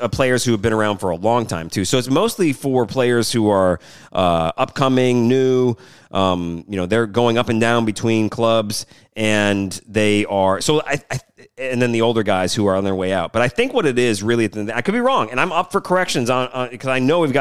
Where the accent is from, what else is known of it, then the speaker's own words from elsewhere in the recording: Michigan, United States; now in New Orleans, United States; I grew up on the East Coast, so like in Michigan